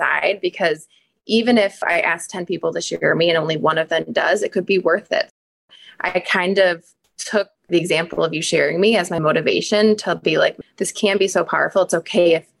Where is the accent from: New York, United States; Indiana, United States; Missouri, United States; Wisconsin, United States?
Wisconsin, United States; I was born and raised in Wisconsin